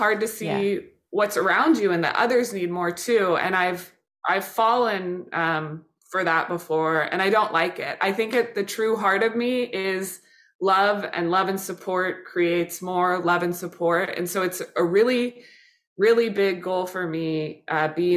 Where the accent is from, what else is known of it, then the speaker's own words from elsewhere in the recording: Kansas City, Missouri, United States; now in New York, United States; We grew up in Kansas City, been watching games since then